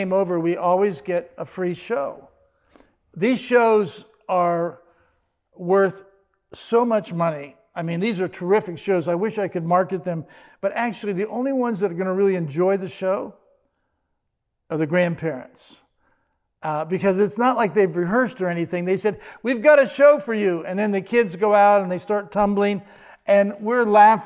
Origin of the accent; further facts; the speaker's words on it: Washington, D.C., Virginia, United States; also born or lived in Fort Myer, Virginia; I grew up in the Washington, D.C., Virginia area